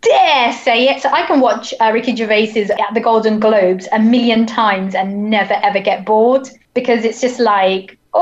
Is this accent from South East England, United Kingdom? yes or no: yes; Hampshire, South East England, United Kingdom; And I'm from down south. So I grew up in quite a racist place. And I was like, so I'm from Hampshire